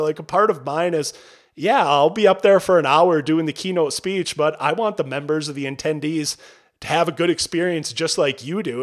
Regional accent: Albany, Minnesota, United States; growing up in Albany, Minnesota, at the time that I grew up there, population fifteen hundred

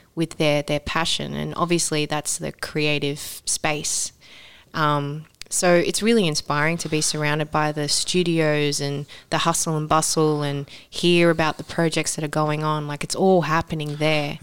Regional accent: Sydney, New South Wales, Australia; moved away; growing up in Sydney

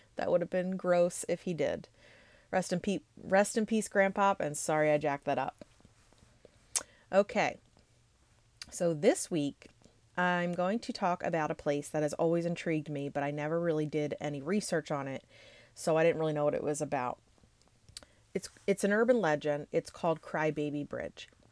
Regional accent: Pennsylvania, United States; I am from Pennsylvania

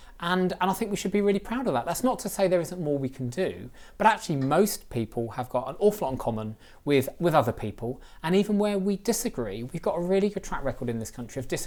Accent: Reading, South East England, United Kingdom; Reading's my hometown

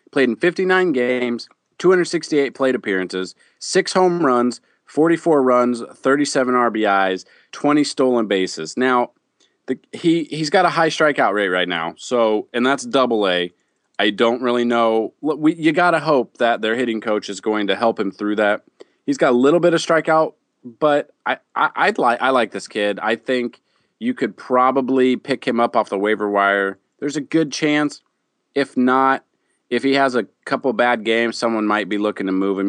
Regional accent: Midwest, United States; I'm from the Midwest.

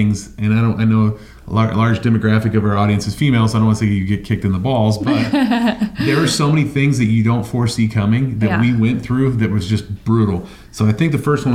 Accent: Ohio, United States; I'm from Ohio

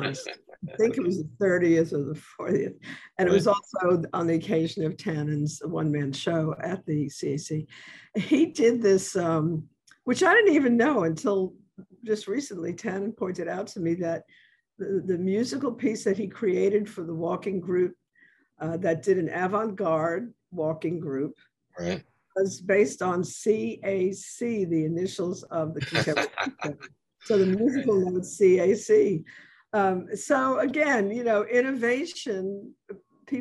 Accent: New York, United States; now in New Orleans, United States; I grew up with jazz in New York as a kid

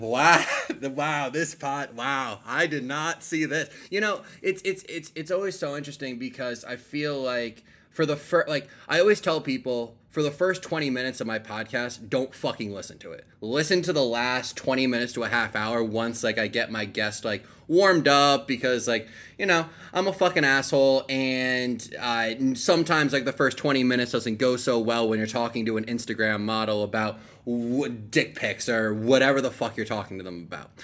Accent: Bergen County, New Jersey, United States; now in Austin, United States; back in my hometown, back in Bergen County

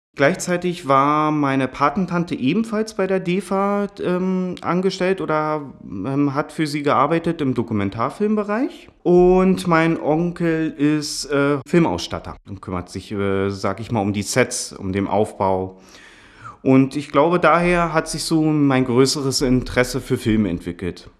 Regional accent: Potsdam, Brandenburg, Germany; Ich bin aus Potsdam, wurde hier auch geboren

